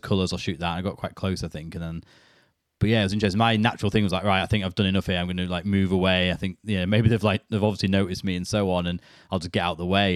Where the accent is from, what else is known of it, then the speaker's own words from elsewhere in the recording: United Kingdom; being British